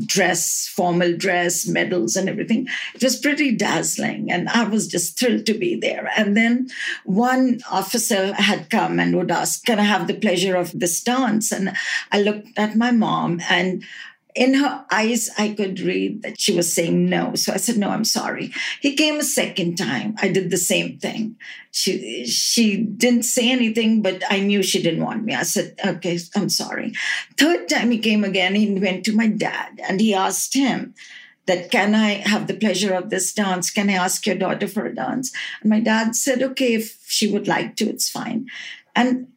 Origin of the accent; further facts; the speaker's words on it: Allahabad, Uttar Pradesh, India; moved away as an adult; also born or lived in Salt Lake City, United States; now in United States; I was born in Allahabad on the 5th of December in 1949.